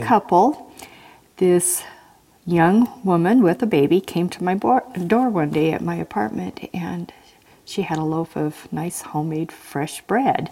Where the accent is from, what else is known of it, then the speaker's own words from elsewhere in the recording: Tacoma, Washington, United States; now in Idaho, United States; I was born in Tacoma, Washington.